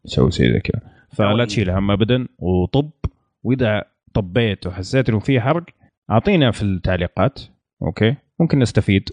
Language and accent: Arabic; Saudi Arabia; عندنا في السعودية